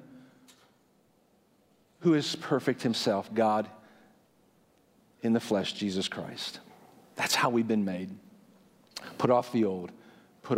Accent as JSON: {"language": "English", "country": "United States", "lives_now": "Indiana, United States", "said": "I hate being an American, I hate living in Indiana"}